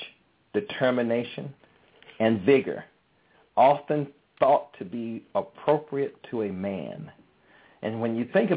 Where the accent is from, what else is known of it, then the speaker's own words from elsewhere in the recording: Birmingham, Alabama, United States; moved away; also born or lived in Atlanta, Georgia; I was raised in Birmingham, Alabama, so that means you know I have a good root system, that southern root system